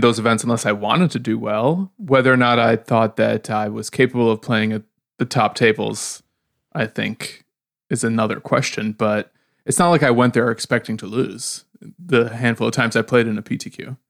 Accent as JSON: {"language": "English", "town": "Odesa", "region": "Odesa Oblast", "country": "Ukraine", "moved": "yes", "lives_now": "Chicago, United States", "said": "I'm from Odessa, Ukraine."}